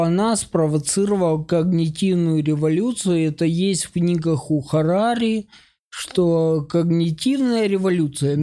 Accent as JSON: {"language": "Russian", "country": "Ukraine", "moved": "yes", "said": "Я же типа из Украины"}